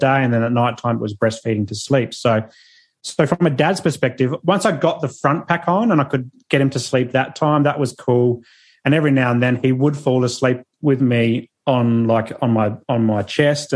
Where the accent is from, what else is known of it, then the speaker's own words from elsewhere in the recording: Adelaide, South Australia, Australia; now in Sunshine Coast, Australia; I'm from Adelaide. So that's where our parents are